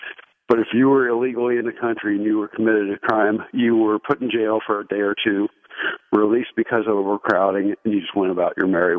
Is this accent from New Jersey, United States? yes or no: no; Portland, Oregon, United States; Good. I'm the refugee from Portland, Oregon.